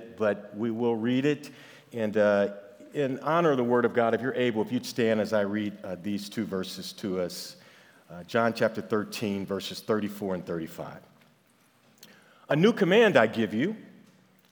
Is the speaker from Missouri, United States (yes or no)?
yes; St. Louis, Missouri, United States; I am from St. Louis